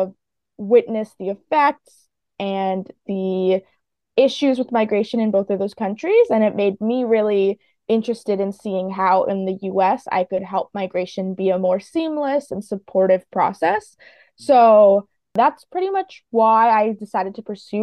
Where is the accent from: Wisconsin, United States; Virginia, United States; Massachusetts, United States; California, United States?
Virginia, United States; Fairfax; I was born in Fairfax, Virginia, and my dad's Turkish and my mom's Colombian. So I did grow up in a really global household